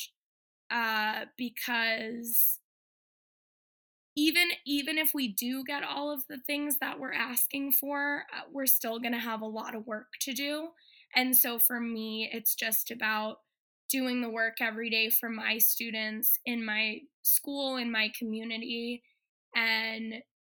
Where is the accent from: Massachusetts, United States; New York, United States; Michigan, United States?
Massachusetts, United States; Boston; now in Los Angeles, United States; Born and raised in Boston